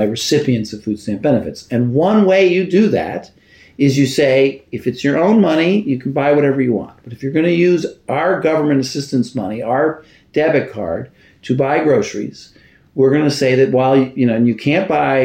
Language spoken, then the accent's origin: English; New York City, New York, United States; also born or lived in Washington, D.C.; I'm a Brooklyn boy. I grew up in Brooklyn